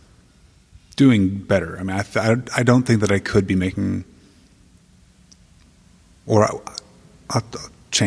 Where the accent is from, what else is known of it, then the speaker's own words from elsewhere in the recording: Texas, United States; also born or lived in New York City; now in Austin, United States; I am a Texan by heart